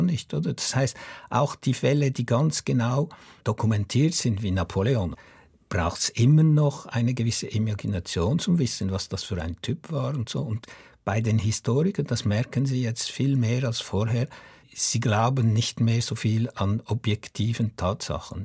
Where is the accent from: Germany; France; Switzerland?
Switzerland; als Schweizer Autor